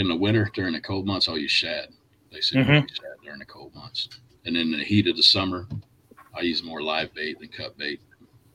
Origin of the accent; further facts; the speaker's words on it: Tulsa, Oklahoma, United States; moved away; also born or lived in Cincinnati, Ohio; I grew up in Tulsa, but between Tulsa and Cincinnati.